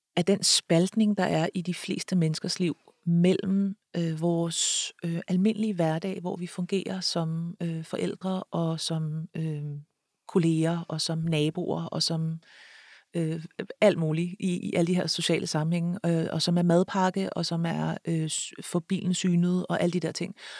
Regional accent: Copenhagen, Capital Region of Denmark, Denmark; jeg er født og opvokset i København

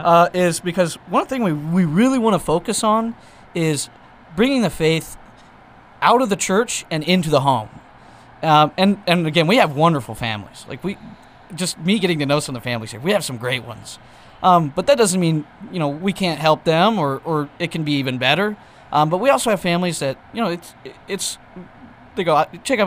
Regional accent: Elk City, Oklahoma, United States; back in Elk City, in my hometown

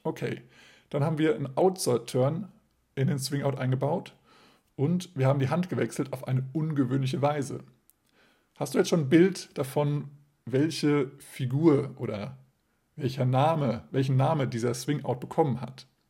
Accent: Germany; wir als Deutsche

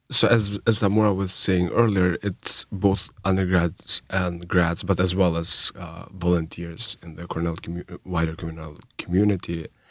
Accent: Kosovo; first language Albanian; English is a second language; moved away; I'm from Co-, Kosovo, which is a very new country in the world. And, um, I learned, my first language was Albanian, which is my native language

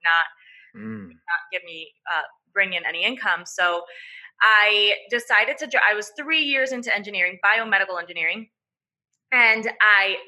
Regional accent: Venezuela; I'm Venezuelan, so I was born in Venezuela, and I grew up really in a family

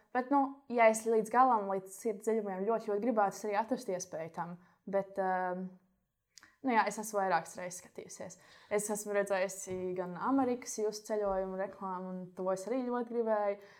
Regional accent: Latvia; mums Latvijā

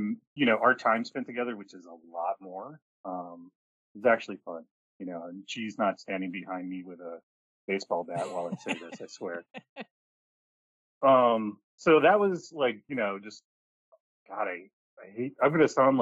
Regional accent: Milwaukee, Wisconsin, United States; also born or lived in New York City; now in Columbus, United States; I grew up in Milwaukee, Wisconsin

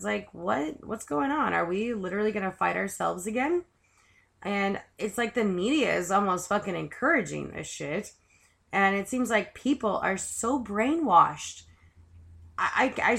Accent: United States; I do love America. I'm proud I'm American

